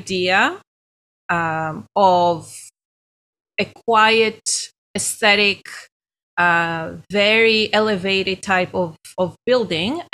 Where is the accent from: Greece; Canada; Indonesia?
Greece; accent: Greek; moved away as an adult; now in United States; I'm Greek originally. That's my accent.